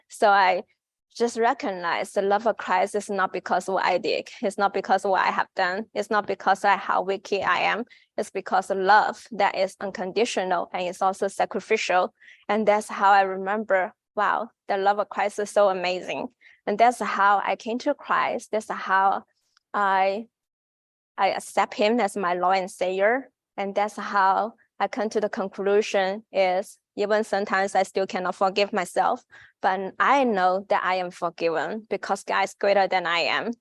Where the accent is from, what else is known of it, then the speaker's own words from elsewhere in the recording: China; English is a second language; moved away as an adult; now in United States; I'm from China.